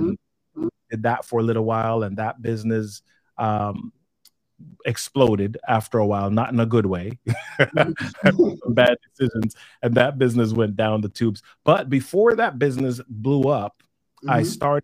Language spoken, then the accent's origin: English; New York City, New York, United States; also born or lived in Jamaica / Massachusetts; now in Maryland, United States; I moved to New York City, which is where I grew up in the Bronx for about 10 years before going to college.